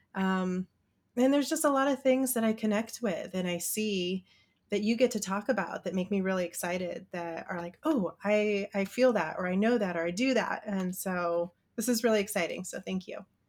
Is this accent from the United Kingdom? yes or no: no; Midwest, United States; I grew up in the Midwest and went to church school